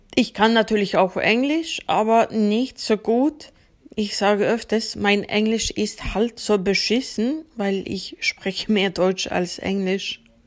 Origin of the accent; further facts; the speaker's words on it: Uppsala, Uppsala County, Sweden; German is a second language; ich komme aus Uppsala, Schweden. Uppsala liegt ca. 70 Kilometer nördlich von Stockholm entfernt. Ich bin auch dort geboren und aufgewachsen